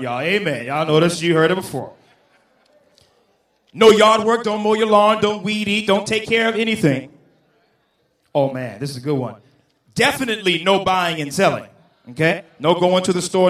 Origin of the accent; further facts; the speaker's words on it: the South, United States; I come from the South